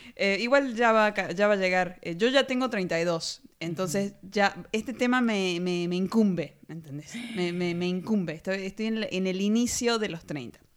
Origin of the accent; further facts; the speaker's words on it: Argentina; de Argentina